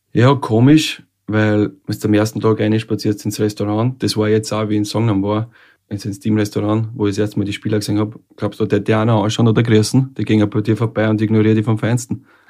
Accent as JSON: {"language": "German", "town": "Scheiblingkirchen", "region": "Lower Austria", "country": "Austria", "tie": "born or raised there", "also_born_or_lived": "Vienna / South Korea / Denmark", "moved": "as an adult", "said": "dort, wo ich herkomme, wo ich aufgewachsen bin"}